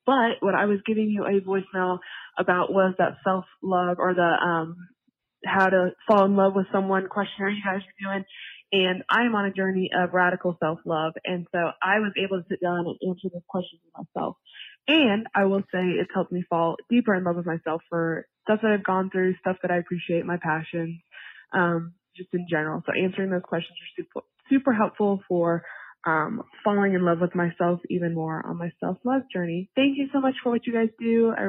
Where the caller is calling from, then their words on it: North Carolina, United States; I am a listener from North Carolina.